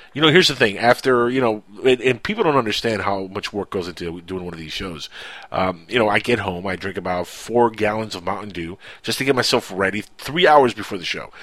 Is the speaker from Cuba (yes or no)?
yes; Cuba; English is a second language; now in Miami, United States; my English is good. It's really good, even though I'm, I am from the Cuban land